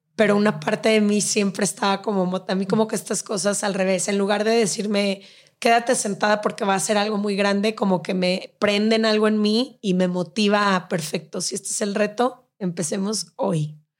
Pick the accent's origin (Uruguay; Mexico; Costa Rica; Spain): Mexico; Guadalajara, Jalisco; moved away as an adult; also born or lived in Mexico City; Empaqué mis maletas de Guadalajara y me vine